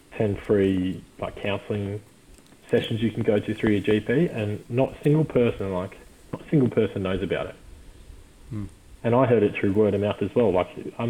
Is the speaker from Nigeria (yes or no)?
no; the Shire, New South Wales, Australia; growing up in the Shire, like, you, it's a very, very sheltered life